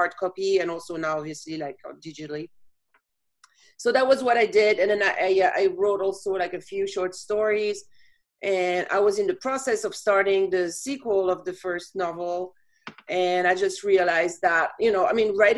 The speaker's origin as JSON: {"language": "English", "country": "France", "tie": "born or raised there", "moved": "as an adult", "lives_now": "Chicago, United States", "said": "I was born and raised in France and moved to Chicago in 1998 after having lived in several countries."}